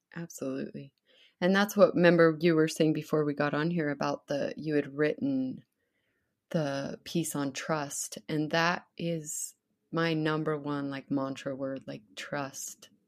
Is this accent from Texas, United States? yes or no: no; Idaho, United States; also born or lived in Sun Valley, Idaho; growing up in Idaho